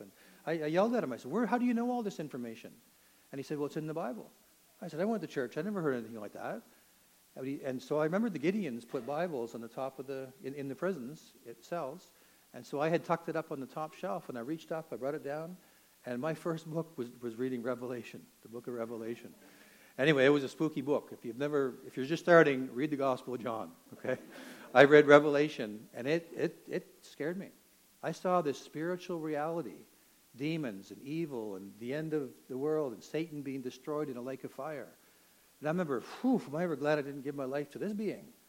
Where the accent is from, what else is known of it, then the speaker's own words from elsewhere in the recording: Toronto, Ontario, Canada; I grew up in Toronto